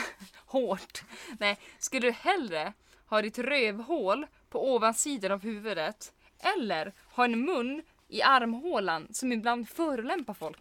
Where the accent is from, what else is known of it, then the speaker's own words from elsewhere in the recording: Norrland, Sweden; vi är norrlänningar, vi kan inte hantera insekter